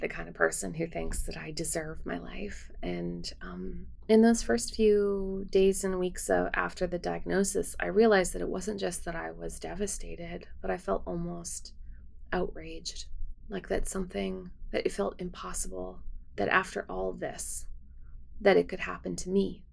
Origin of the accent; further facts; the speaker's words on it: Winnipeg, Manitoba, Canada; now in United States; my hometown and of Winnipeg